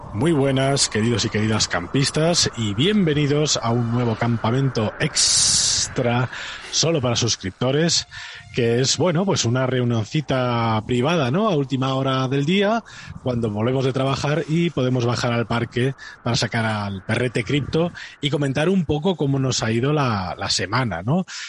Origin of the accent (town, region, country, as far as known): Spain